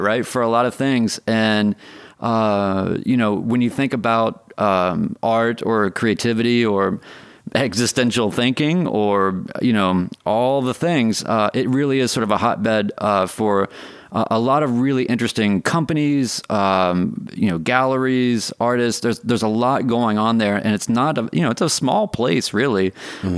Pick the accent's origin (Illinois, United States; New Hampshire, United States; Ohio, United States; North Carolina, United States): North Carolina, United States; Winston-Salem; I grew up in Winston Salem